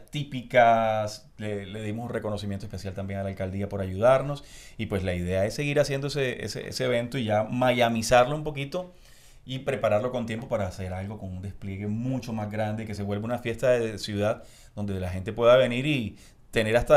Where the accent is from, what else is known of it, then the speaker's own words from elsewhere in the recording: Barranquilla, Atlántico, Colombia; y yo creo que ese swing y ese kit que tiene uno como costeño, como barranquillero, es espectacular porque no sé, te conecta de una manera diferente y te relaciona.